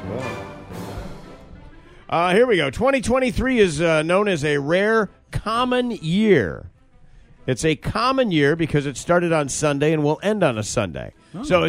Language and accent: English; Grand Rapids, Michigan, United States; When I was a kid, we had a museum in my town, Grand Rapids, Michigan, which wasn't particularly large